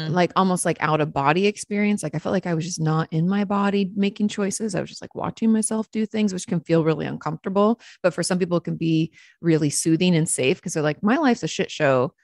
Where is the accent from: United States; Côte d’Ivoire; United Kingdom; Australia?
United States; Washington; now in Texas, United States; I grew up in Washington State